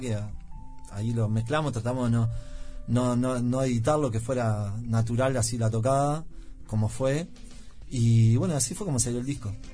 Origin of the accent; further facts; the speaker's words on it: Uruguay; Yo soy un uruguayo fallado